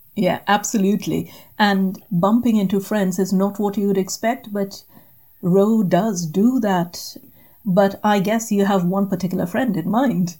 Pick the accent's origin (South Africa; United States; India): India; moved away as an adult; also born or lived in England; as an Indian undergraduate coming to England